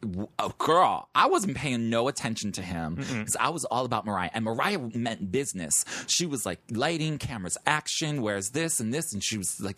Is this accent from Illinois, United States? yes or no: yes; Chicago, Illinois, United States; moved away as an adult; now in New York, United States; I'm just white, and I'm from Chicago